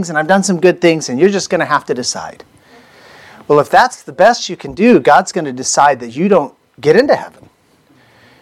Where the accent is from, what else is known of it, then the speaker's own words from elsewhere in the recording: United States; I was born in the United States